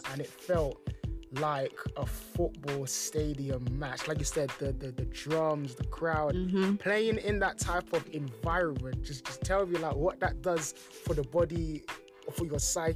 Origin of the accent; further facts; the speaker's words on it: London, United Kingdom; me growing up in London